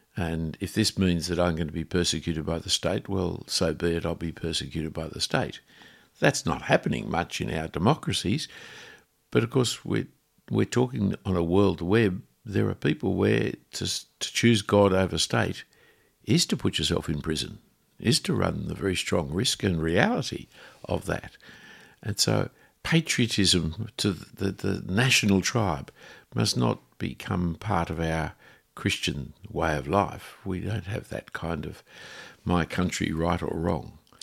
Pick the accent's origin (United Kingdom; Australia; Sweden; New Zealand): Australia; I am an Australian